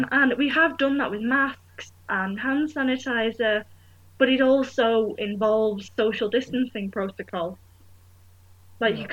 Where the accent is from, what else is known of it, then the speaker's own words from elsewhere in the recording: Manchester, North West England, United Kingdom; moved away as an adult; now in York, United Kingdom; I'm from Manchester